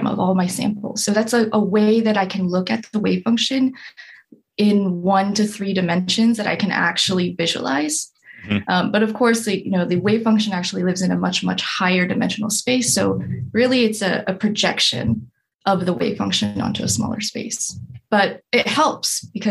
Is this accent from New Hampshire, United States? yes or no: no; Anchorage, Alaska, United States; moved away as an adult; also born or lived in Michigan; now in East Lansing, United States; I'm from Anchorage, Alaska. Ooh, I was born and raised there